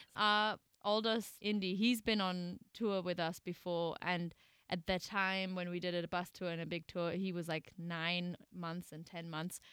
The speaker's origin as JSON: {"language": "English", "country": "Germany", "tie": "born or raised there", "also_born_or_lived": "New York", "moved": "as an adult", "said": "got to my hometown in Germany where we're kind of currently living"}